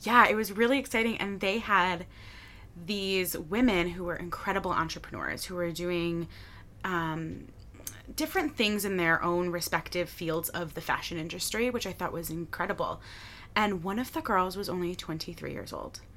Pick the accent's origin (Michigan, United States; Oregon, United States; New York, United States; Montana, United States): Michigan, United States; Birmingham; moved away as an adult; also born or lived in Detroit, Michigan / Washington, District of Columbia, United States; I grew up in Birmingham, Michigan. I was born in Detroit